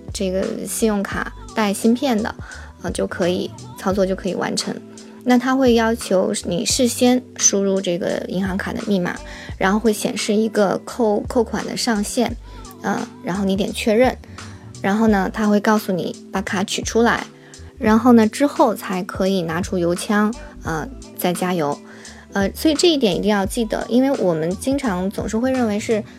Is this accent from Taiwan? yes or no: no; China; 在中国我们中国人吃晚餐，那基本上是从下午六七点就开始了